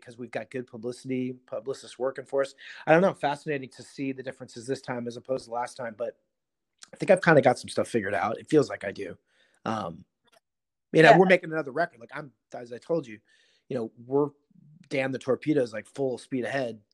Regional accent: Seattle, Washington, United States; I grew up in Seattle

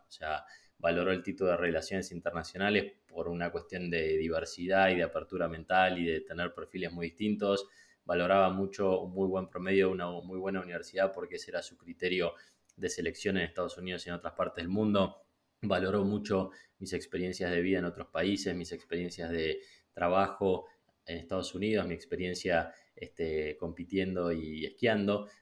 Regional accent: Argentina; moved away as an adult; also born or lived in Peru; crecí y me crié en Argentina

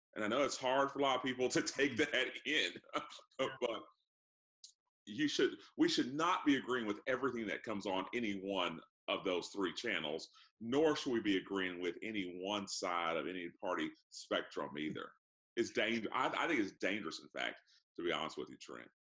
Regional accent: Orlando, Florida, United States; Orlando, Florida

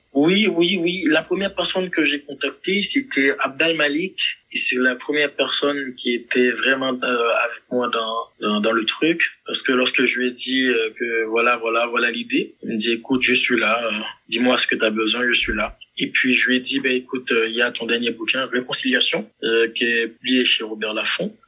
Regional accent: Haiti; je suis haïtien.

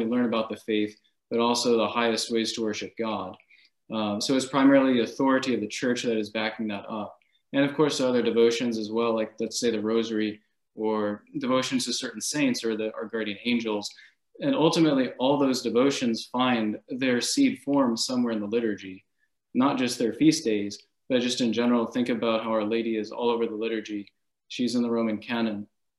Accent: Jacksonville, Florida, United States; for those of you who do not know me. And I grew up in Jacksonville, Florida, and I was homeschooled.

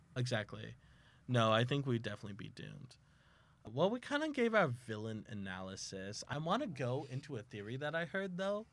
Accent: South Texas, United States; now in Oklahoma, United States; I am from South Texas

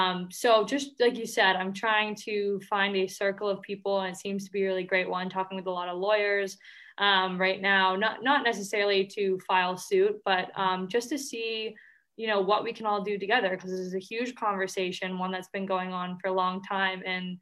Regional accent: Boston, Massachusetts, United States; So I'm actually from Boston

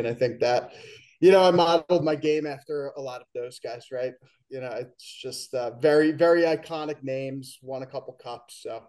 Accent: Oradell, New Jersey, United States; born and raised in Oradell, New Jersey. I bet you nobody knows where that is. Grew up playing with the Avs.

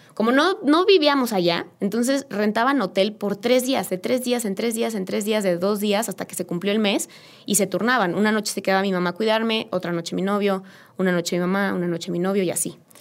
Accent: Querétaro, Mexico; yo soy queretana, 100%

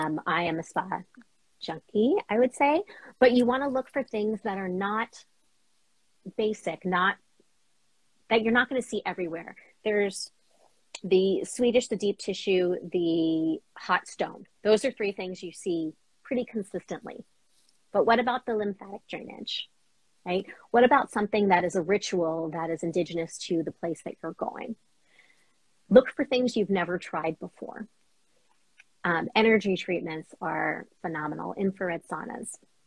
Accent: Boston, Massachusetts, United States; So as a Bostonian, I love underground at Ink Block.

